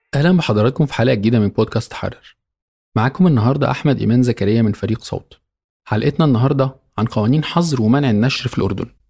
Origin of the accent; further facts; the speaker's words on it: Egypt; عندنا في مصر